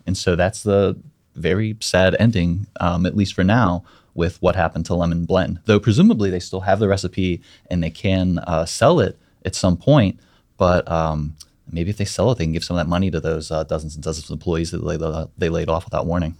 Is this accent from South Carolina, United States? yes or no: no; Mon Valley, Pennsylvania, United States; I grew up in the Mon Valley